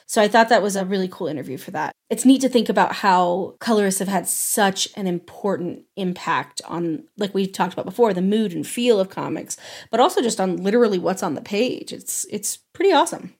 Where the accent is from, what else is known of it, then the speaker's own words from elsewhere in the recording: the West, United States; growing up in the West